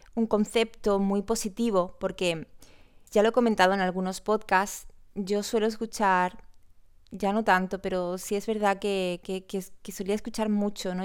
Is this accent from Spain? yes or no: yes; Córdoba, Andalusia, Spain; soy de Córdoba